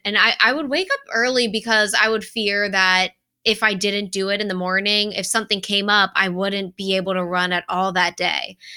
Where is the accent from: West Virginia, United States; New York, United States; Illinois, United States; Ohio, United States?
Ohio, United States; Cincinnati; moved away as an adult; also born or lived in Indianapolis / Rochester, Minnesota; this is my hometown